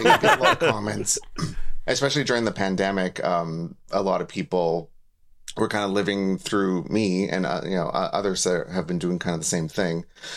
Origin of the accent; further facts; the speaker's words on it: Saskatchewan, Canada; moved away as an adult; now in Japan; where I grew up in Canada, in Saskatchewan